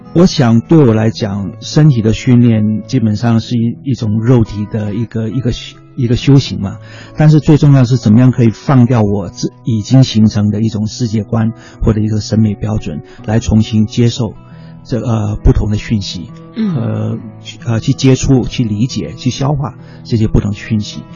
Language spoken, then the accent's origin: Chinese; China; also born or lived in Cambodia / Taiwan; 我的大学中学大学教育是在中国完成的。啊，我， 我是在节目在出生， 啊，文革期间就回到中国，然后在中国完成我的中学跟大学教育，我的本科是历史系